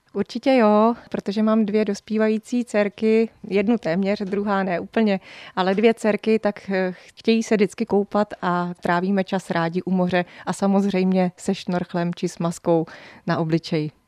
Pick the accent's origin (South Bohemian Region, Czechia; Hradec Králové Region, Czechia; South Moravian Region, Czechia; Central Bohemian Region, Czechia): Hradec Králové Region, Czechia; Hořice; moved away as an adult; now in Lipno area, Czech Republic; Já jsem původem z východních Čech, z Hořic pod Krkonoší, tam právě, kde se vyrábějí hořické trubičky